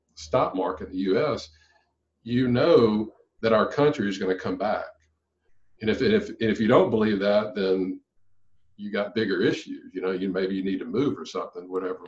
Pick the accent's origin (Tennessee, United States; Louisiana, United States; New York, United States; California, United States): Louisiana, United States; my hometown in Louisiana